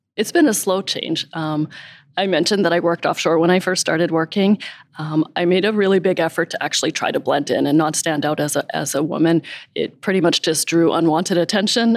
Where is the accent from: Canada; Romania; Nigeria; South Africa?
Canada; Calgary, Alberta; moved away as an adult; also born or lived in San Diego; born and raised in Calgary